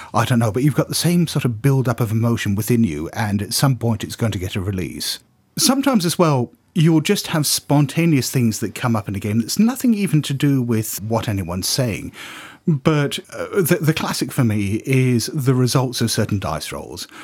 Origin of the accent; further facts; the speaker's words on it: United Kingdom; I'm just being very British